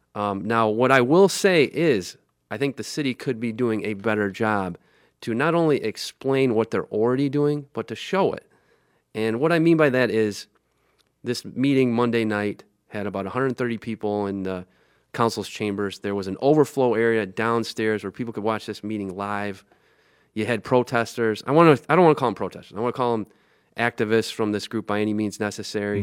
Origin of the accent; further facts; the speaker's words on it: Lansing, Michigan, United States; I grew up in Lansing